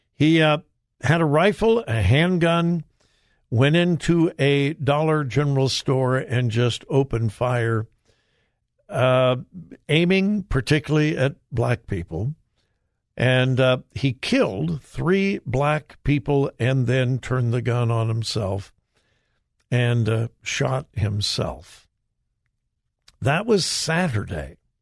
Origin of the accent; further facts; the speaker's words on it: Los Angeles, California, United States; Los Angeles, my hometown